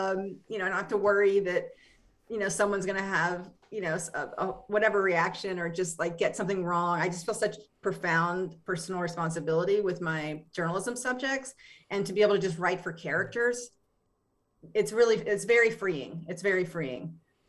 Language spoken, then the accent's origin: English; Appalachia, United States; Yeah, no. I mean, I'm from Appalachia.